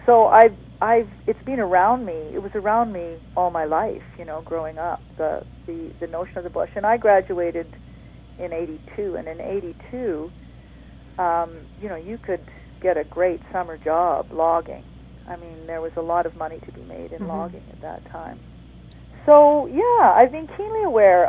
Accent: Terrace, British Columbia, Canada; I grew up in Terrace in northern BC

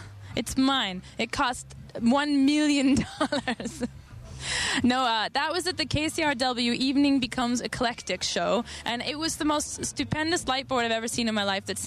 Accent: Calgary, Alberta, Canada; I'm from Calgary.

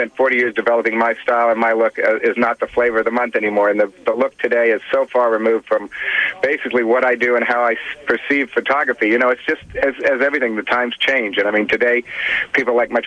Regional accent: Kansas, United States; A good buddy of mine I grew up with in Kansas

